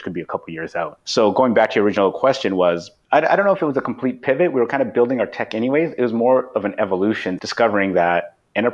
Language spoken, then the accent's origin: English; Vancouver, British Columbia, Canada; we're all from Vancouver, and so we all know Slack